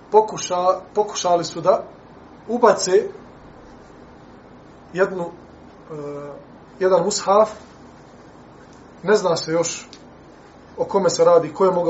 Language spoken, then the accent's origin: Croatian; Bosnia & Herzegovina; kod nas u Bosni